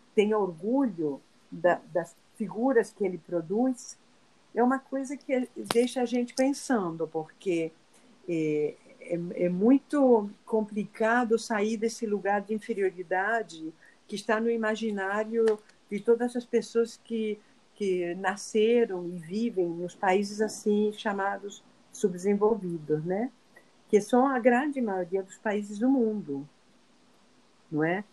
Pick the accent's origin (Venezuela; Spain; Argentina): Argentina; now in Rio de Janeiro, Brazil; Eu sou argentina